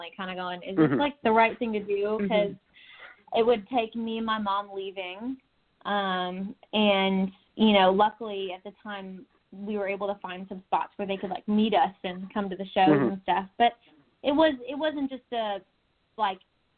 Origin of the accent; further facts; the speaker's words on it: Texas, United States; also born or lived in Tulsa, Oklahoma; now in Nashville, United States; born in Tulsa, Oklahoma, in a pink hospital. That's a little quirky already. but I was raised in Texas, in a small, about 45 minutes southwest of Houston. Grew up there